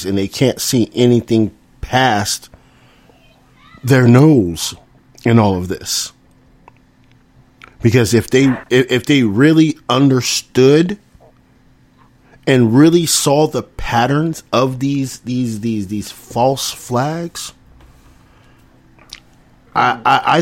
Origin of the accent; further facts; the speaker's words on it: the South, United States; I grew up in the South